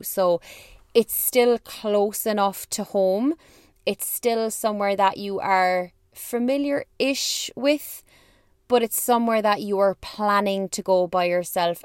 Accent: Ireland; I'm from Ireland

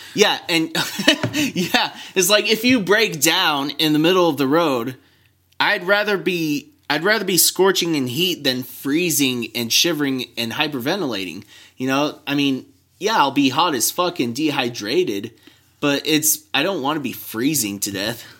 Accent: Santa Barbara, California, United States; moved away; California in my hometown, um, around Santa Barbara

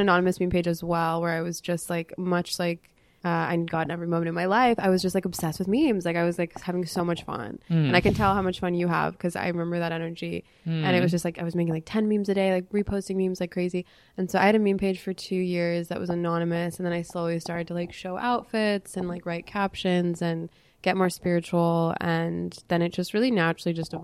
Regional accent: Los Angeles, California, United States; We grew up in West LA.

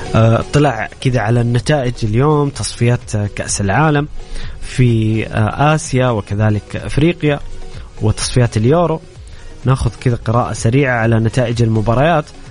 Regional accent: Saudi Arabia; بالنسبه لنا كسعوديين

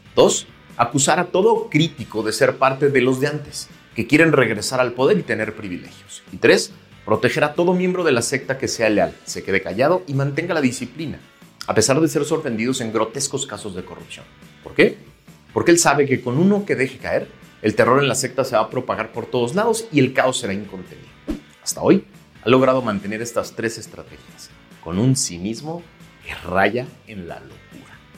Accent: Mexico

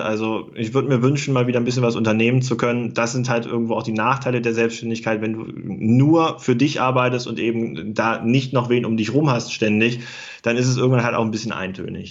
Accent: Germany; moved away as an adult; now in Göttingen, Germany; Ich komme ja aus dem Harz. Ich wohne auch nach wie vor in der Nähe. Ich wohne äh, in Göttingen

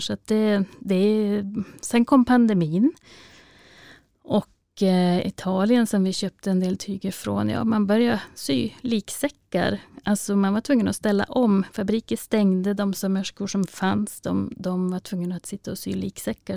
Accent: Vännäs, Västerbotten County, Sweden; min hemkommun Vännäs och Vännäsby

